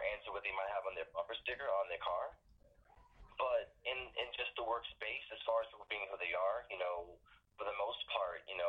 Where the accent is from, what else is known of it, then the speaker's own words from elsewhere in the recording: Johns Island, South Carolina, United States; accent: Geechee; I'm from John's Island, South Carolina